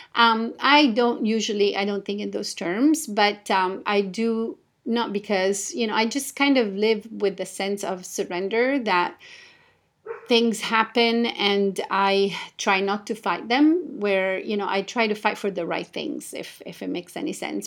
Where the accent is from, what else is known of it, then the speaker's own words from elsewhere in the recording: Italy; moved away as an adult; also born or lived in Japan; I was born and raised in Italy